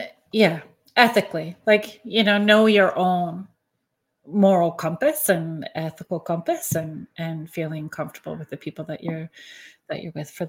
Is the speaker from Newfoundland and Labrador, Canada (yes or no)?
no; Northern Ontario, Canada; I grew up in Northern Ontario as well too.